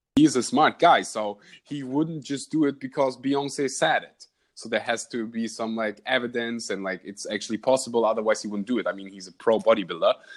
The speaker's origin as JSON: {"language": "English", "country": "Germany", "second_language": "English", "said": "I had the the honor to learn Dutch because I'm from Germany, so it's really close."}